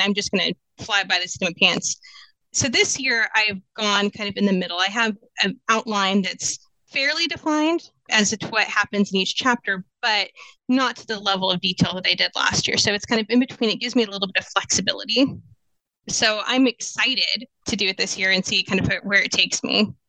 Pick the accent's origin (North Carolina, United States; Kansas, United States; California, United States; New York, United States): Kansas, United States; moved away as an adult; also born or lived in San Diego; now in Phoenix, United States; I am originally from Kansas and I moved out to the Valley in 2004.